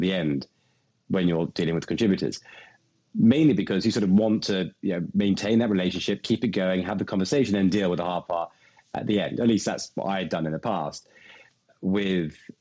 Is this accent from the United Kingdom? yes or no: yes; England, United Kingdom; me being English and foreign